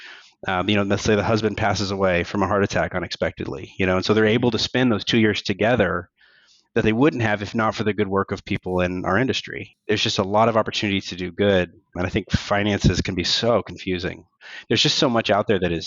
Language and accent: English; Kansas City, United States; now in Topeka, United States; Work drew me to Topeka, but I was born and raised over in Kansas City, which is about an hour away. So I've always been here in between Kansas and Missouri area, Midwest.